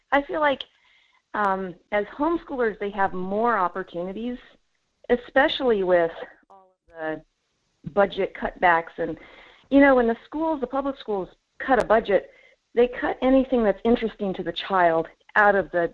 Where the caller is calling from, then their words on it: Fairbanks, Alaska, United States; Hey, Michael … Fairbanks.